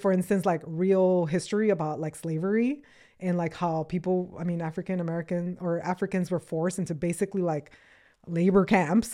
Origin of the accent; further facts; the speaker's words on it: Acapulco, Guerrero, Mexico; also born or lived in Los Angeles, United States; now in United States; I was born in the, in L A, but I was raised in Mexico, in Acapulco